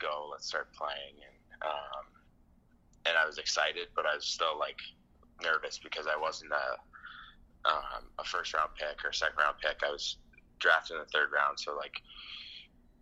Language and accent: English; Windsor, Ontario, Canada; moved away as an adult; now in Finland; I played in Riverside, and I grew up, like, kind of by the mall, like, Walker Home Sites